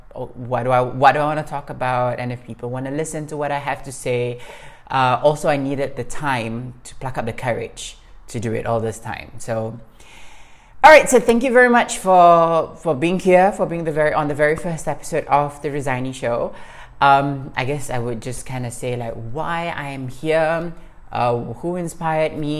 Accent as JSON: {"language": "English", "country": "Singapore", "moved": "as an adult", "lives_now": "Morocco", "said": "I'm Singaporean, living in Morocco"}